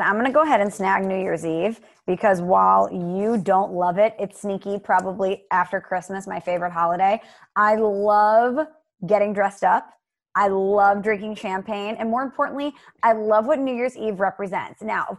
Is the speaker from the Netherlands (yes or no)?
no; Ireland; I'm Irish, you're right.